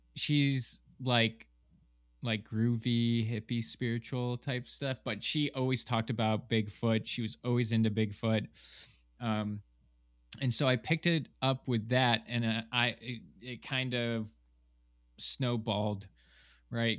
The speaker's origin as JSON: {"language": "English", "town": "Ashville", "region": "New York", "country": "United States", "tie": "born or raised there", "also_born_or_lived": "Miami", "moved": "as an adult", "said": "I grew up in Western New York in a small town called Asheville"}